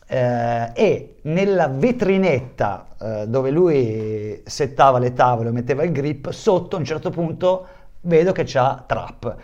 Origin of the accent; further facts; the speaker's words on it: Bologna, Emilia-Romagna, Italy; moved away; also born or lived in Tuscany; io sono nato a Bologna, in quel periodo vivevo in Toscana